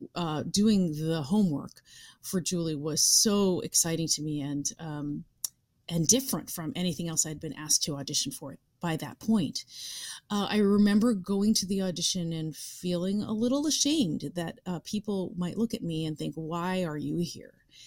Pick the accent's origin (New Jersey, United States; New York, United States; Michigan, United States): New York, United States; being a New Yorker